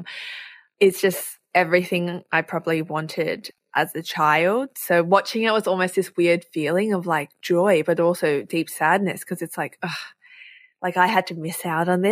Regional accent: Melbourne, Victoria, Australia; accent: Aussie; I grew up in Melbourne, quite multicultural

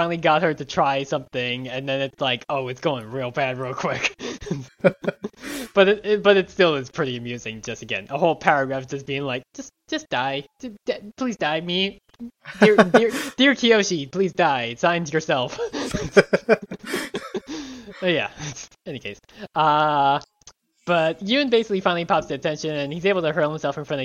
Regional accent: Long Island, New York, United States; growing up on Long Island

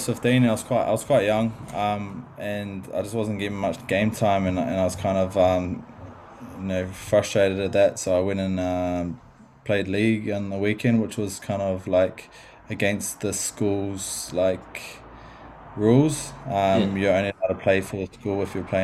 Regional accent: Wellington, New Zealand; Yeah, I was born and raised in Wellington, New Zealand, a little suburb called Ellistown.

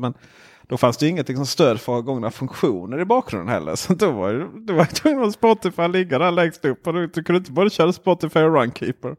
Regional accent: Blekinge, Sweden; moved away; also born or lived in Växjö; jag kom ju från Blekinge

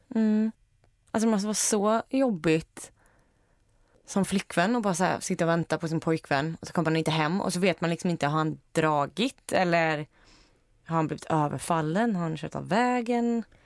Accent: Iceland; now in Sweden; jag kommer från Island

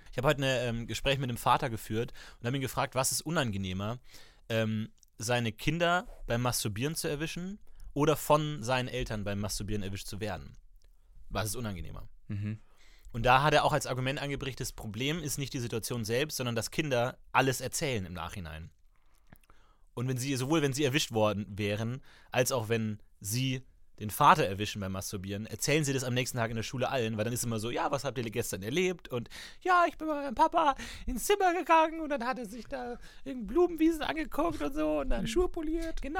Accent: Munich, Bavaria, Germany; Ich komme aus Minga.

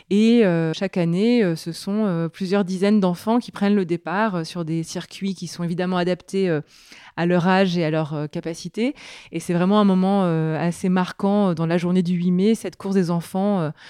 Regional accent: Grenoble, Auvergne-Rhône-Alpes, France; je crois que c'est la Bastille, parce que je suis grenobloise d'origine. J'ai grandi au pied de celle-ci

